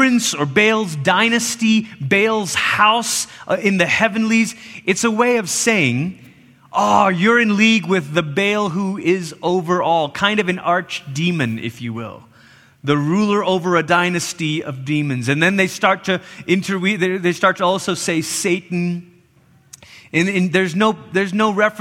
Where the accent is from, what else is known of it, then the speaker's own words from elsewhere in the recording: Malaysia; now in United States; I grew up in Malaysia.